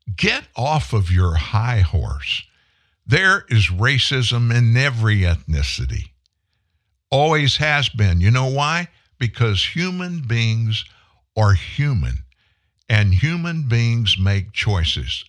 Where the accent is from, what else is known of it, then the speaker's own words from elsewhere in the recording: Franklin, Louisiana, United States; also born or lived in Houston, Texas / Shreveport, Louisiana; I grew up in South Louisiana. I moved to Shreveport, Louisiana in the summer of nineteen seventy. I lived in Franklin, Louisiana